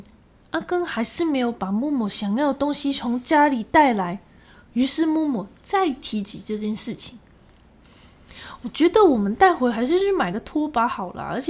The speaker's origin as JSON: {"language": "Chinese", "region": "Guangdong", "country": "China", "accent": "Cantonese", "said": "我们广东话不会讲隔壁，感觉有点文绉绉的。"}